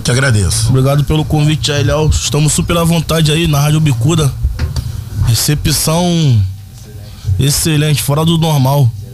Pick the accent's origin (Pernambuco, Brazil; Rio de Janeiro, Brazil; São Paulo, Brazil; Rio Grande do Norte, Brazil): Rio de Janeiro, Brazil; also born or lived in Turano, Rio de Janeiro; eu venho da comunidade do Morro do São Carlos, depois passei pela comunidade do Turano. Enfim, somos da favela, somos cria.